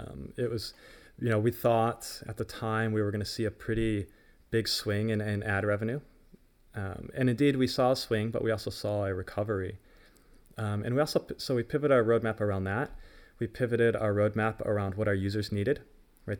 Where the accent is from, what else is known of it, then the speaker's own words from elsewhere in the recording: United States; as an American